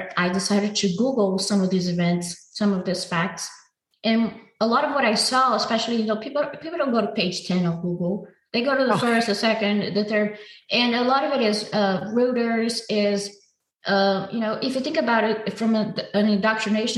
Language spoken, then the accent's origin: English; Brazil; my hometown has violence levels higher than war zones